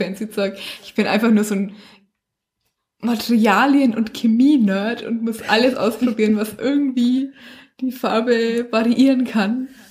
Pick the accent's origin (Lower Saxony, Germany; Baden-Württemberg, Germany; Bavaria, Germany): Bavaria, Germany; Bichhofen, Franconia; wo ich herkomme, auch in Bichhofen